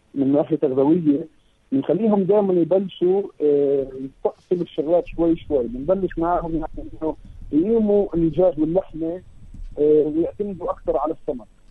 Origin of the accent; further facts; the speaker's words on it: Palestine; فاحنا اصلا كفلسطينيه